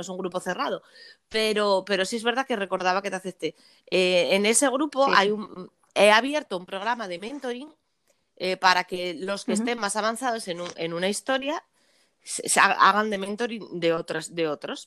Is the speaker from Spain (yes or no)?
yes; Asturias, Spain; yo soy asturiana